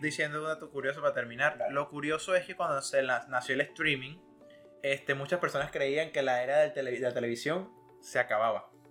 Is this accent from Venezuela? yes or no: yes; Venezuela; now in United States; soy de Venezuela.